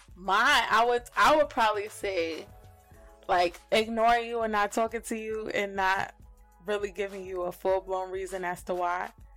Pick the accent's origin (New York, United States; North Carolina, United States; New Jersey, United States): New Jersey, United States; moved away as an adult; also born or lived in Connecticut; now in Richmond, Virginia, United States; I am from New Jersey originally by way of Connecticut, but I live in Richmond, Virginia, came out here for college